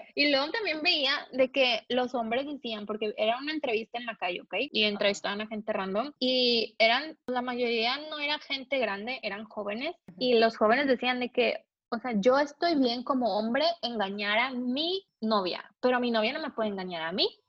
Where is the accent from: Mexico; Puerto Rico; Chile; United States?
Mexico; somos los mexicanos, somos más intensos